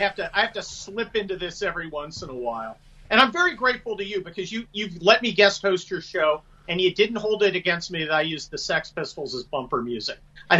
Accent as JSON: {"language": "English", "region": "Pennsylvania", "country": "United States", "said": "I am from Pennsylvania, or at least my family is. Chambersburg, burned down by the Confederates."}